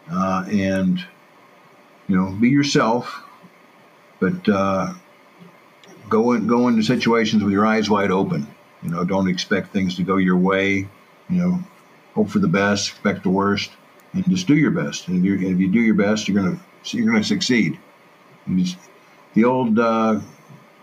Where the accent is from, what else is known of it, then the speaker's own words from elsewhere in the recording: Mount Vernon, Illinois, United States; moved away; My hometown, Mount Vernon, Illinois, it's like the same size as when I was there